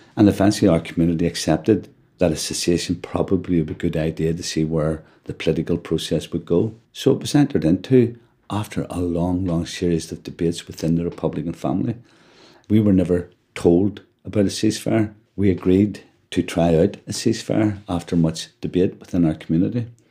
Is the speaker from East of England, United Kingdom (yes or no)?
no; Belfast, Northern Ireland, United Kingdom; I was born in West Belfast in an area called Clonard, a street called Bombay Street, actually, which is quite well known. I now live in Andersonstown. I've never moved out of this area